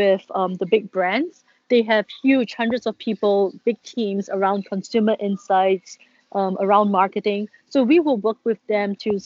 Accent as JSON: {"language": "English", "country": "Singapore", "said": "we being a Singaporean that I am"}